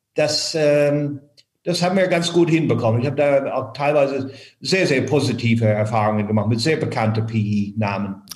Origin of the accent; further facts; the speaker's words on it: Ireland; first language English; German is a second language; moved away as an adult; now in Frankfurt, Germany; Ich bin in Irland aufgewachsen